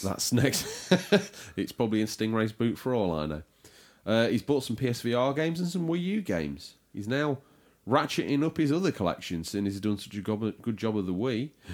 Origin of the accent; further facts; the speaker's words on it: United Kingdom; we are British